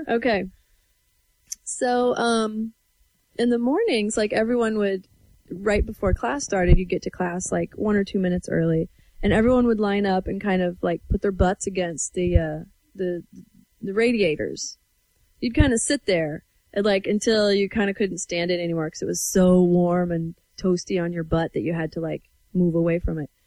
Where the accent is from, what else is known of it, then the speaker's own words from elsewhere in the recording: Everson, Washington, United States; I'm from Northwest Washington. This was Nooksack Valley High School, um, in Everson, Washington